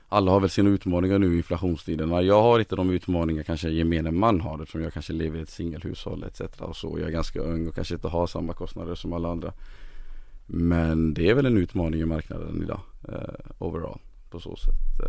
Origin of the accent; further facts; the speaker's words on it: Gothenburg, Västra Götaland, Sweden; also born or lived in refugee camp on the Iraq–Saudi Arabia border; växte jag upp i Angered